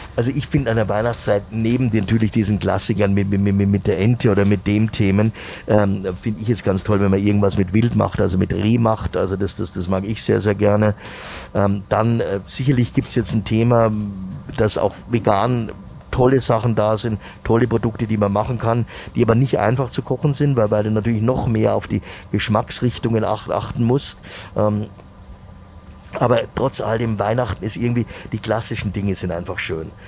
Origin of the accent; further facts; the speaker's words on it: Munich, Bavaria, Germany; meine Heimatstadt